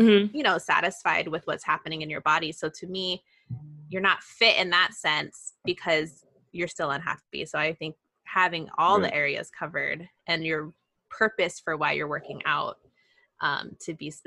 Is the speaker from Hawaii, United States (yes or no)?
yes; Mililani, Hawaii, United States; also born or lived in California; we grew up in Mililani